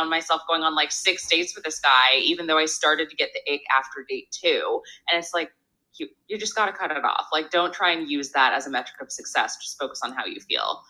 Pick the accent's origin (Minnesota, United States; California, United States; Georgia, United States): California, United States; San Diego; now in Los Angeles, United States; I'm from San Diego, but I've been in LA for so many years at this point